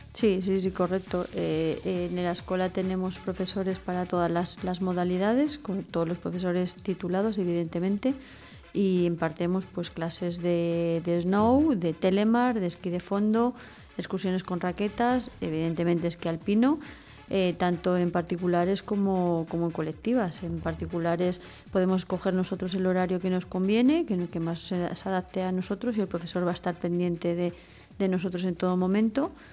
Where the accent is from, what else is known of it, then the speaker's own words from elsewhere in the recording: Val d'Aran, Catalonia, Spain; los que somos de aquí del Valle